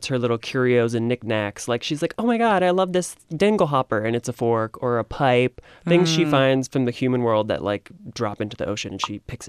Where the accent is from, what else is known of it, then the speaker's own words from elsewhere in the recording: Maryland, United States; And I am from Maryland, the land of crabs.